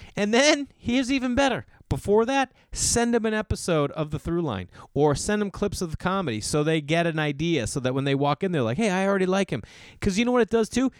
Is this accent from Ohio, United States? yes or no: no; Boston, Massachusetts, United States; moved away; Boston, Massachusetts, my hometown.